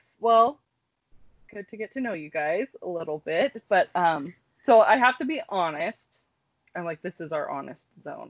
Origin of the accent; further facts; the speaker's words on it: California, United States; now in Bellingham, United States; I feel like I grew up in California, but like living in Bellingham for so long, this seems to be such a like welcoming, progressive town